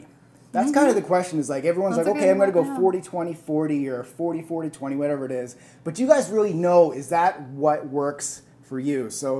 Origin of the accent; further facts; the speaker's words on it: India; I'm Indian, and my question to you guys is